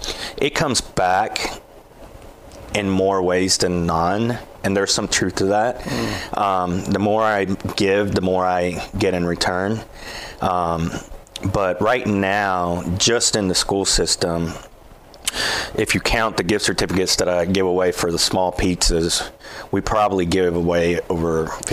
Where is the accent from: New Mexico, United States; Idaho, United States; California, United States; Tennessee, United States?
Tennessee, United States; Columbia; born there; I was born in Columbia.